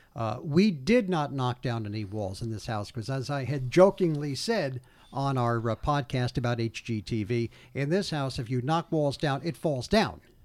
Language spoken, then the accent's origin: English; Old Bridge, New Jersey, United States; also born or lived in Newark, New Jersey; my hometown, not only in, in Oldbridge, where, where I grew up, but in the housing development that I was raised